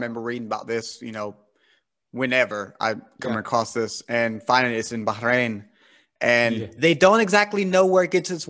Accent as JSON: {"language": "English", "country": "United States", "said": "I'm from America"}